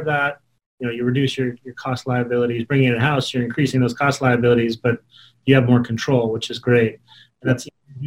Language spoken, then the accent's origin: English; Utah, United States; I grew up in Utah